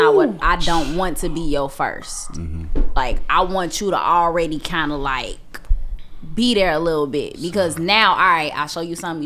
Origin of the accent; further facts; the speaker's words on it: Chicago, Illinois, United States; I'm from Inglewood